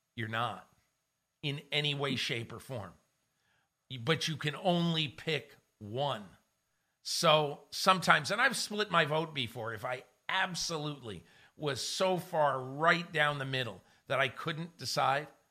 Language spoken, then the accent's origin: English; Connecticut, United States; I grew up in Connecticut